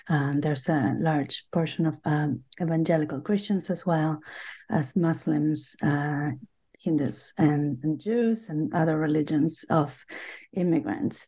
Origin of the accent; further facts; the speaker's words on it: Buenos Aires, Argentina; English is a second language; moved away as an adult; also born or lived in Boston / New York; now in United States; I grew up in Buenos Aires, Argentina